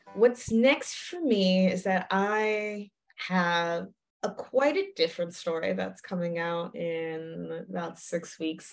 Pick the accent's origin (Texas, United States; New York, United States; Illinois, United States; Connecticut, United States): Connecticut, United States; New Haven; moved away; I didn't fully appreciate growing up in New Haven